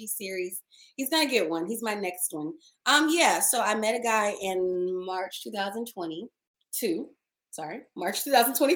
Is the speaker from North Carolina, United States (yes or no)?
no; Dallas, Texas, United States; moved away as an adult; also born or lived in Maryland; now in Los Angeles, United States; I'm Black, I'm from the Deep South, I'm from Dallas